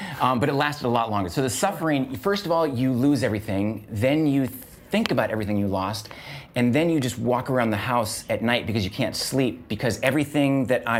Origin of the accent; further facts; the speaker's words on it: Seattle, Washington, United States; In Seattle, Washington.